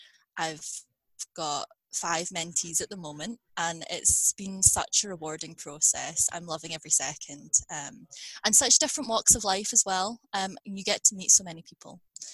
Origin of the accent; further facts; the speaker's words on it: Scotland, United Kingdom; accent: Scottish; sometimes people in Scotland don't think I sound particularly Scottish, but my accent is Scottish, so or like Scottish British, because I have moved around within the UK.